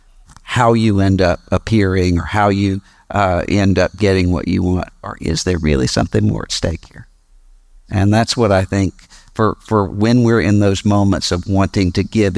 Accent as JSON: {"language": "English", "region": "Mississippi", "country": "United States", "tie": "born or raised there", "said": "my home state, Mississippi"}